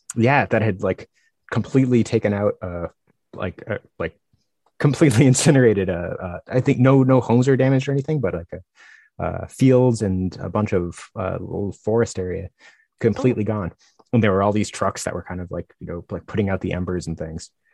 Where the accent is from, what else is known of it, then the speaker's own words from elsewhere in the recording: Northeast, United States; I'm from the Northeast